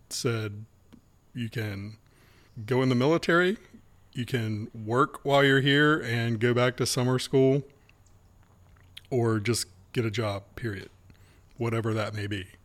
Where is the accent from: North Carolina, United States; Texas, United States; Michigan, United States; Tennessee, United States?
North Carolina, United States; Wilmington; born and raised in Wilmington.